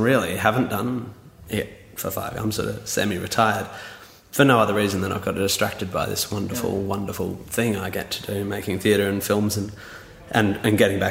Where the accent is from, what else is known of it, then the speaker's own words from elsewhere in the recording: Perth, Western Australia, Australia; moved away; I was from Perth